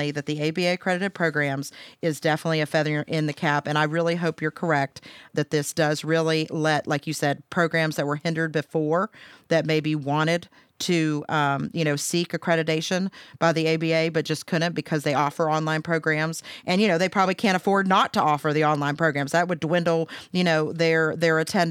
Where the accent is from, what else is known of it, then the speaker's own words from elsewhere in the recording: Pennsylvania, United States; moved away as an adult; also born or lived in Huntington, West Virginia; I'm originally from Pennsylvania